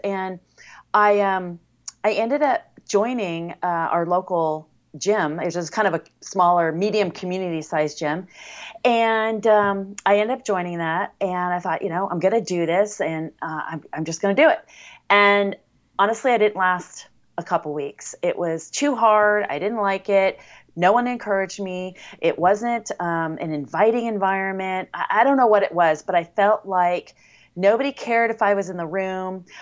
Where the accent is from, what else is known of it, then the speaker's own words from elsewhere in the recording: Coronado, California, United States; I was born in Coronado, California, which is a city in the San Diego area